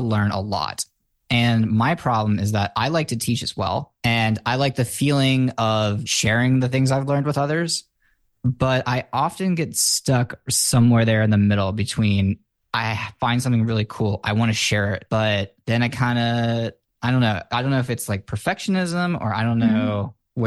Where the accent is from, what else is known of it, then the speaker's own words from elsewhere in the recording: United States; I was raised in the American school system.